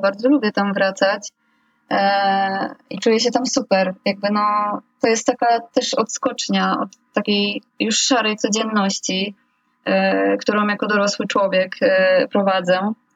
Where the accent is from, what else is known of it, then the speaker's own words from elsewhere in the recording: village about 40 km from Gdańsk, Pomeranian Voivodeship, Poland; moved away as an adult; now in Gdańsk, Poland; jestem właśnie z okolic e, miasteczka, które, które jest obok mojej wsi, albo wręcz, że mieszkam około 40 kilometrów e, za Gdańskiem.